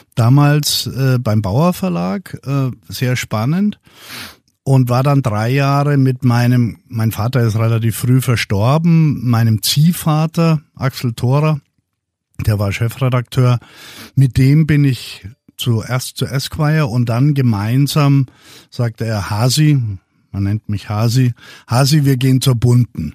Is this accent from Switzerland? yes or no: no; Würzburg, Bavaria, Germany; aus Würzburg, wo ich herkomme